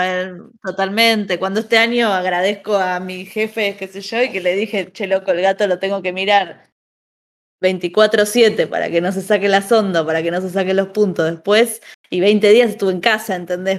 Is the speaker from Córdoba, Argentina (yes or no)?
no; Buenos Aires, Argentina; como porteña